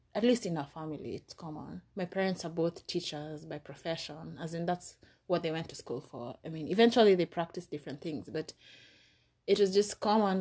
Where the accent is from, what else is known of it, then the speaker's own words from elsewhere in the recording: Nairobi, Kenya; moved away as an adult; now in United States; in Nairobi, where I grew up.